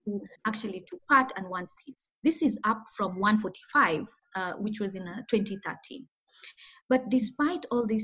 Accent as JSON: {"language": "English", "town": "Kisumu", "region": "Kisumu County", "country": "Kenya", "tie": "born or raised there", "said": "So I grew up in Kenya, in a town called the Kisumu."}